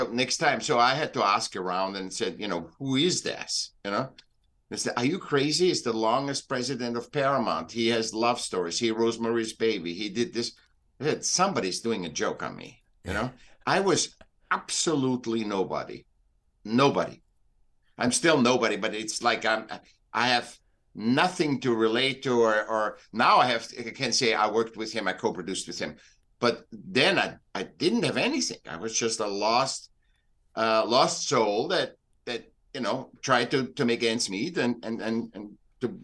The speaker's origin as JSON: {"language": "English", "region": "Vienna", "country": "Austria", "tie": "born or raised there", "also_born_or_lived": "Newport Beach, California", "moved": "as an adult", "lives_now": "United States", "said": "I'm from Vienna. I was born in Vienna."}